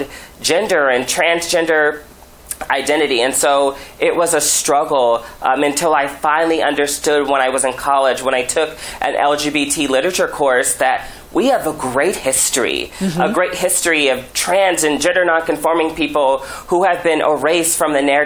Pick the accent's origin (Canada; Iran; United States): United States; Omaha, Nebraska; Being genderqueer, especially growing up in Nebraska, growing up in a rural environment